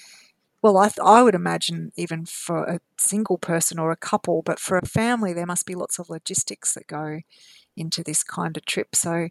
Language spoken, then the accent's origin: English; Queensland, Australia; here in Queensland, both Mel and my home state.